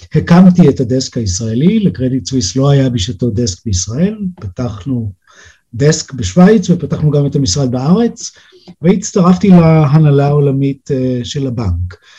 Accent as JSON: {"language": "Hebrew", "country": "Israel", "moved": "as an adult", "lives_now": "Switzerland", "said": "אני ישראלי"}